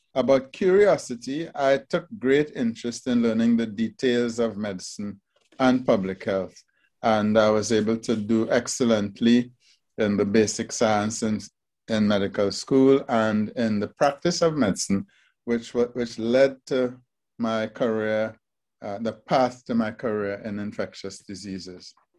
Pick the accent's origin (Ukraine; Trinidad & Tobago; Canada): Trinidad & Tobago; moved away; my first job fresh out of high school was at the Trinidad Regional Virus Laboratory.